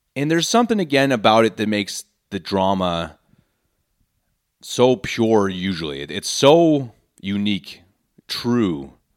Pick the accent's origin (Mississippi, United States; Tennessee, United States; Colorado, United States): Colorado, United States; Denver; born or raised there; moved away as an adult; now in Munich, Germany